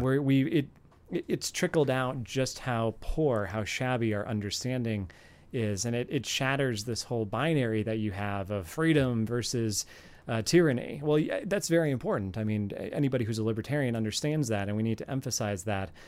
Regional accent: Virginia, United States; my home state, for example, of Virginia

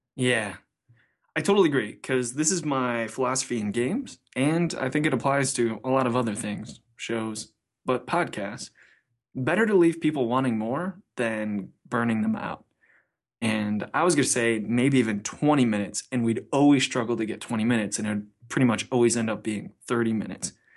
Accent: Cleveland, Ohio, United States; I'm from Cleveland

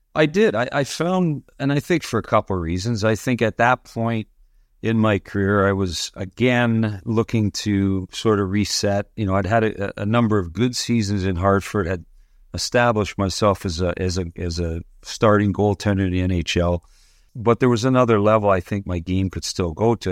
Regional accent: Toronto, Ontario, Canada; also born or lived in Windsor, Ontario; I grew up, uh, in Toronto. I grew up at Dufferin and Bloor on Gladstone Avenue

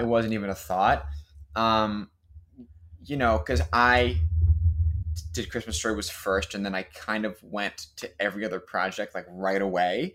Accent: Pennsylvania, United States; moved away; the local middle school back where I grew up outside of Pennsylvania

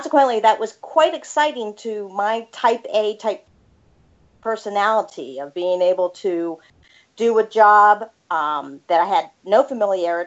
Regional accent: Annapolis, Maryland, United States; also born or lived in Massachusetts; I am actually originally from the Annapolis, Maryland area

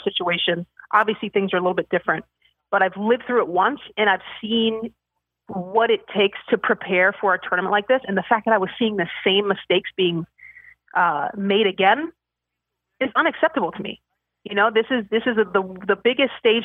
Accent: Northern Virginia, United States; I grew up in Northern Virginia

